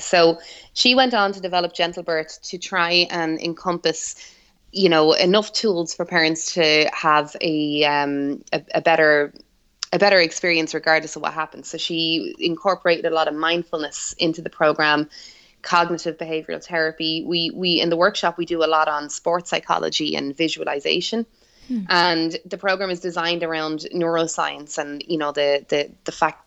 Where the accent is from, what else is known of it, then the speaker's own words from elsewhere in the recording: Ireland; now in Central Florida, United States; Well, I'm from Ireland. So I'm sure they can probably guess that from the accent.